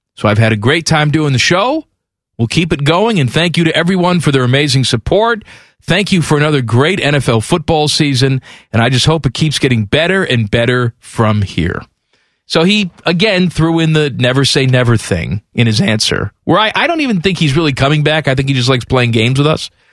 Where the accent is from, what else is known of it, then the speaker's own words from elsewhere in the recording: United States; me being American